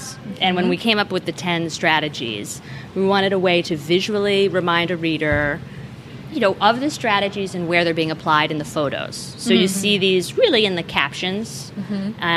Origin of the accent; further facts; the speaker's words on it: New England, United States; I'm from New England